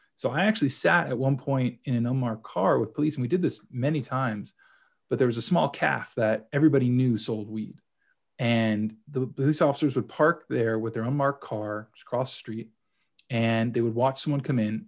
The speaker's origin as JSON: {"language": "English", "town": "Los Angeles", "region": "California", "country": "United States", "also_born_or_lived": "United Kingdom", "moved": "as an adult", "lives_now": "Toronto, Canada", "said": "originally from Los Angeles, but uh, spent some time in the UK doing my uh, my grad school work there, and uh, now I'm here in Toronto"}